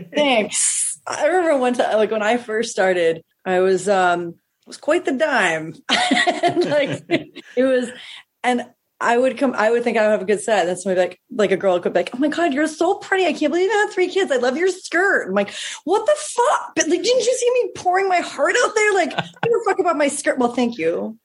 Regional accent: Stowe, Vermont, United States; now in Newport, Rhode Island, United States; I grew up in Vermont

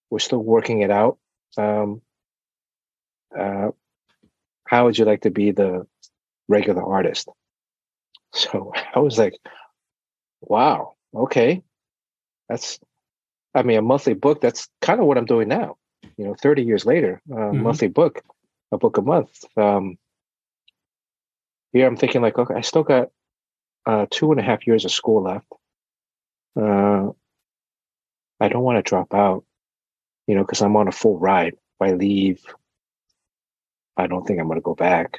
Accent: Miami, Florida, United States; I'm from Miami

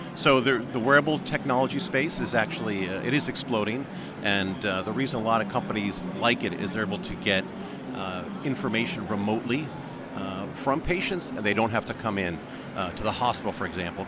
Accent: United States; as an American

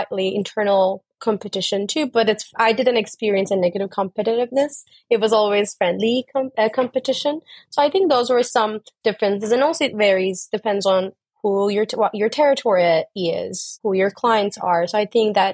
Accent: Turkey; moved away as an adult; also born or lived in Dublin, Ireland / United States; I'm originally from Turkey, so I started my career in Turkey

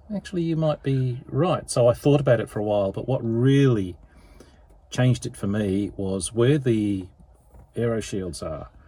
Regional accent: England, United Kingdom; moved away as an adult; now in Melbourne, Australia; I was born in England

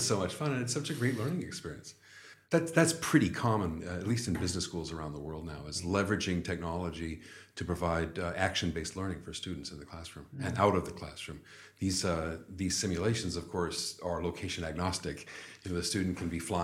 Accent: United States; now in China; I'm from the United States, as you can probably tell by the way I speak

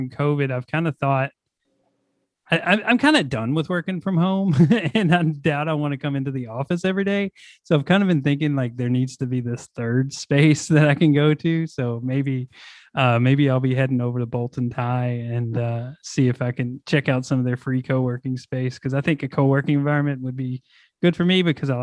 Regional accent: Bardstown, Kentucky, United States; now in Louisville, United States; I'm originally from Kentucky and then from Bardstown and then moved up here

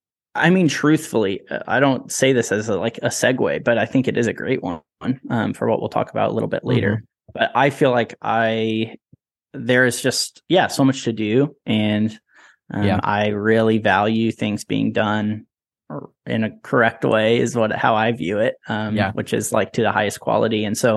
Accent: West Lafayette, Indiana, United States; born there; I was born in West Lafayette, and that's where we lived for a little bit at the beginning of my parents' marriage and my life.

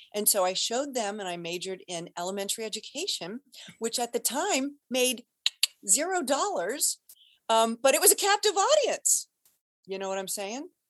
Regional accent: Cincinnati, Ohio, United States; moved away as an adult; now in Boston, United States; born and raised in Cincinnati, Ohio

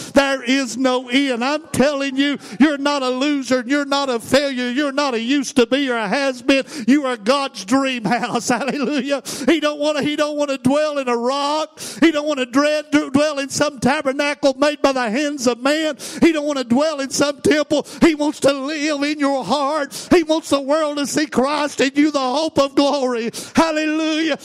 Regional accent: Tennessee, United States; I'm from Tennessee

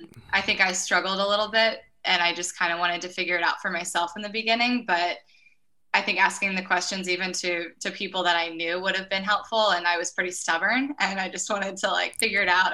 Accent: Orwigsburg, Pennsylvania, United States; I'm actually from Orwigsburg, Pennsylvania. It's a super small town that most people have never heard

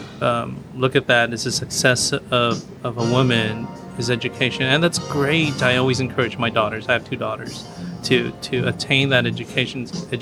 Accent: Philippines; Now, there's, you know, I'm Filipino, and there's a Filipino thing that kind of visual thing.

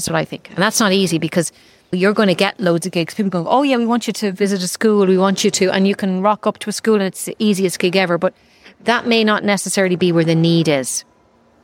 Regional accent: Ireland; I came from Ireland

